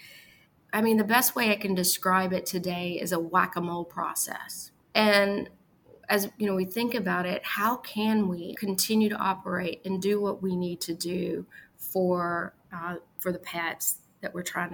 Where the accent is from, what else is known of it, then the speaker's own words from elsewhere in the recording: Arkansas, United States; my home state of Arkansas